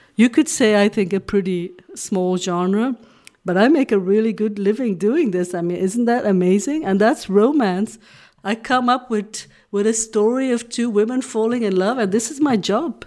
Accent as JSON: {"language": "English", "region": "Flanders", "country": "Belgium", "also_born_or_lived": "Hong Kong", "first_language": "Dutch", "second_language": "English", "said": "I'm from Belgium"}